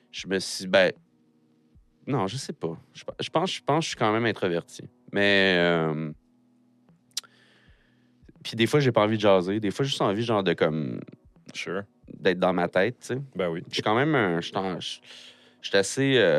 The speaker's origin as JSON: {"language": "French", "town": "Tracy", "region": "Quebec", "country": "Canada", "tie": "born there", "said": "Je suis, né à Tracy, en fait. tu sais, comme quand tu dis je viens de Sorel, c'est comme."}